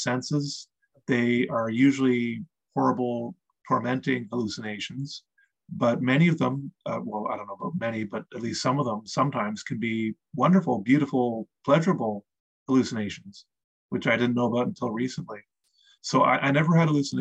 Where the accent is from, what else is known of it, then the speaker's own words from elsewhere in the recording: Eastern Canada, Canada; I grew up in Eastern Canada